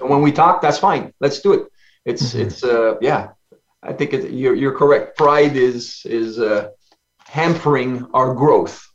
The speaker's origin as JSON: {"language": "English", "region": "Ontario", "country": "Canada", "accent": "French", "second_language": "English", "said": "home is Ontario, Canada. I'm a French Canadian"}